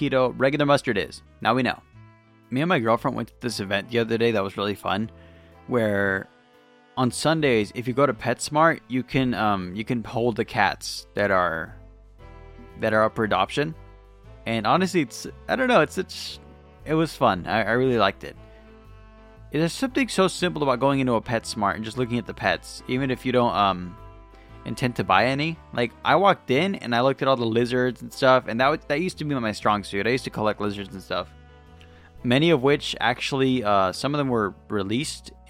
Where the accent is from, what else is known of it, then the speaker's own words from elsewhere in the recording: Lakewood, California, United States; Actually, I was born in Lakewood